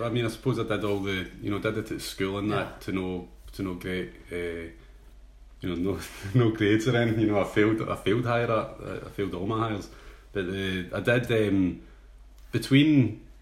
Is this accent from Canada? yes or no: no; Ayr, Scotland, United Kingdom; I was going to Alberta to meet a guy who I grew up with in Ayr.